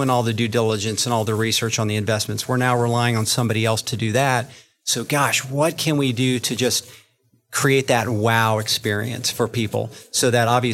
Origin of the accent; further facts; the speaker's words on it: Florida, United States; I am from Florida